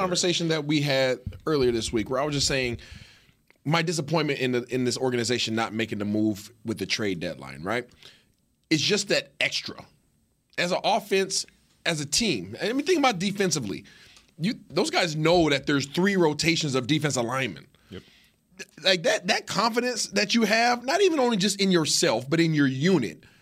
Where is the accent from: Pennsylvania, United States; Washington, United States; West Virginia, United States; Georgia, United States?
Washington, United States; Seattle; I am from Seattle.